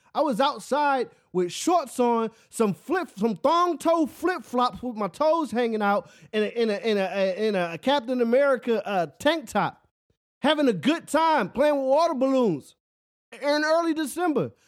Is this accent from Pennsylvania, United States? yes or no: yes; Philadelphia, Pennsylvania, United States; moved away; I'm from Philly, where it snows all the time.